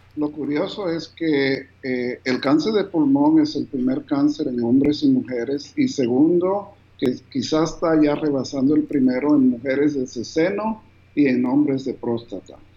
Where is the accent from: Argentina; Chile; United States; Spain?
United States; New Jersey; also born or lived in Bogotá, Colombia / Cartagena, Colombia; a la edad de cinco años, mis papás se mudaron a Estados Unidos, al estado de New Jersey